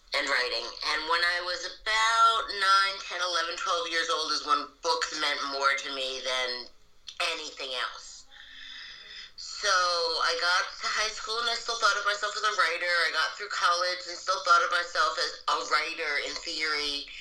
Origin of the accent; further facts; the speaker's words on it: New York, United States; I am a white person who grew up in New York as an English